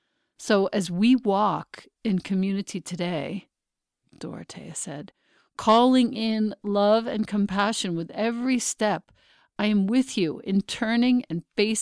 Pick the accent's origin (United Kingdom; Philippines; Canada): Philippines; Oh, no, but I'm Filipino. Please get your racism right.